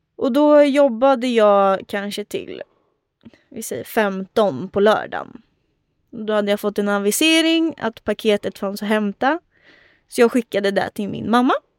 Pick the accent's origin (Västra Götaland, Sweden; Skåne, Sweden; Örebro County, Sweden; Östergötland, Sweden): Örebro County, Sweden; Örebro; i Adolfsberg, där jag är uppvuxen